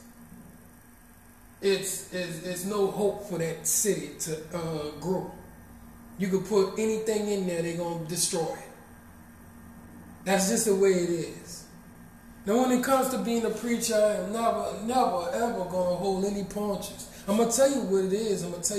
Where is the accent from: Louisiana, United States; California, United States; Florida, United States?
Louisiana, United States; Marrero; I love my hometown. I love Marrero, Louisiana